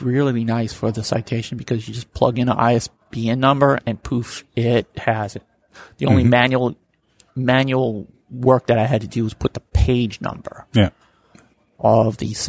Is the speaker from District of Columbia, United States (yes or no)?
yes; Washington, District of Columbia, United States; I'm from Washington, D.C.